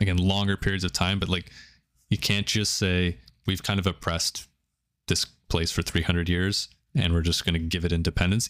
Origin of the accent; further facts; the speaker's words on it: Canada; growing up in Canada, we have big Indian population, big Pakistani population.